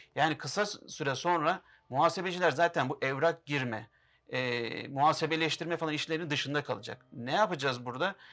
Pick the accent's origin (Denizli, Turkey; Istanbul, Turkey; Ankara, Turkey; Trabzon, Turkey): Istanbul, Turkey; also born or lived in Şanlıurfa (ancestry); ben 1983 İstanbul doğumluyum. Aslen Şanlıurfalıyım